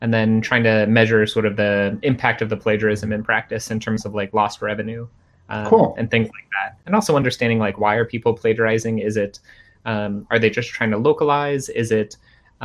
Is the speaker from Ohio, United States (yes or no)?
yes; Cincinnati, Ohio, United States; moved away; I'm from Cincinnati